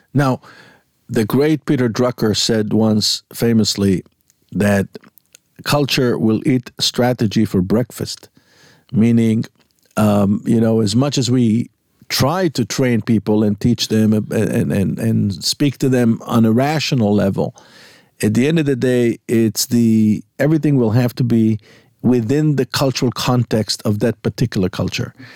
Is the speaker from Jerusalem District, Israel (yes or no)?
no; Jaffa, Tel Aviv District, Israel; technically born in Yafo.